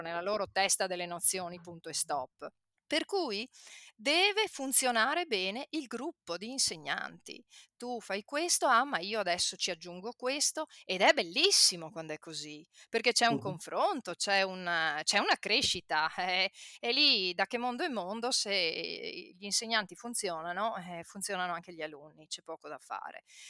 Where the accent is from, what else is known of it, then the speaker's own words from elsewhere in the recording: Padua, Veneto, Italy; Io vengo da Padova, centro. Quando io facevo il liceo, ok, eh, eravamo, io credo, un 5% di tutti i padovani che facevano il liceo